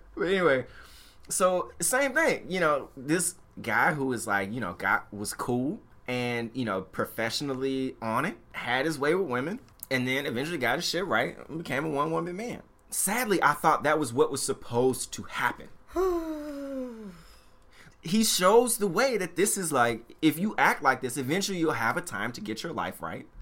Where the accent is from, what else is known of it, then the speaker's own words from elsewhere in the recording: Memphis, Tennessee, United States; moved away; growing up in Memphis, Tennessee